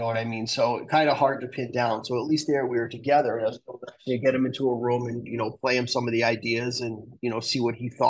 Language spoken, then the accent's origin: English; Manhasset, New York, United States; born there; Yes. Eastern. I was born on Long Island.